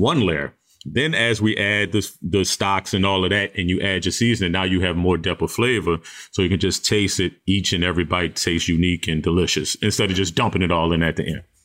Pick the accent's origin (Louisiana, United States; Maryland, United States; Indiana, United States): Louisiana, United States; New Orleans; Even though I'm from New Orleans, my style of, of New Orleans cooking